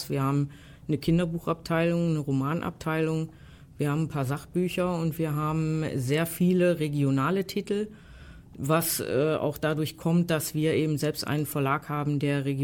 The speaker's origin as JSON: {"language": "German", "town": "Essen", "region": "North Rhine-Westphalia", "country": "Germany", "said": "ich komme aus Essen, in Borbeck hängt in der Buchhandlung so ein Plakat im Fenster"}